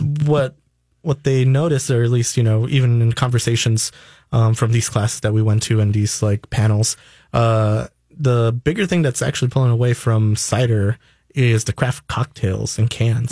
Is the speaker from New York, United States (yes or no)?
yes; New York, United States; now in Minnesota, United States; originally, I'm from New York